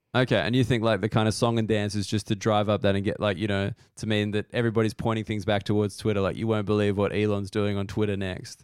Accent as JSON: {"language": "English", "country": "Australia", "said": "being Australian"}